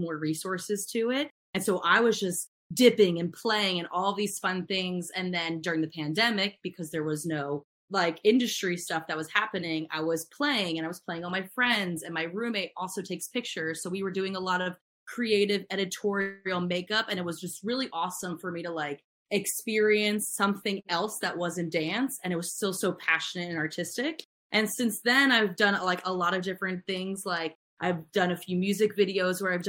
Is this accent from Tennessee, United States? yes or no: no; Maryland, United States; moved away as an adult; also born or lived in Pittsburgh, Pennsylvania; now in Los Angeles, United States; I grew up in Maryland with Courtney